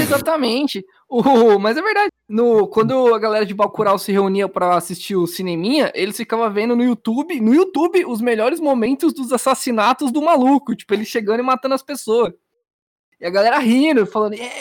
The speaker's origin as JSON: {"language": "Portuguese", "region": "São Paulo", "country": "Brazil", "said": "eu sou paulista"}